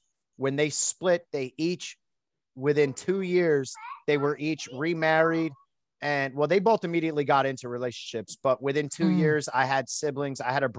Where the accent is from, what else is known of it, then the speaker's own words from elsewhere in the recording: Allentown, Pennsylvania, United States; born there; Yeah, I was born in the Lehigh Valley, Pennsylvania, Allentown specifically.